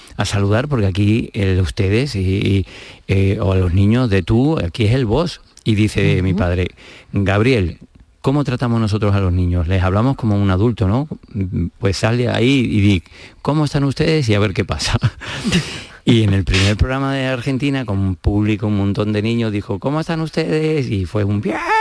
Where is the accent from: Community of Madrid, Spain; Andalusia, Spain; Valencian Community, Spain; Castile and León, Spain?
Community of Madrid, Spain; Madrid; moved away as an adult; now in Málaga, Spain; he vivido toda la vida en Madrid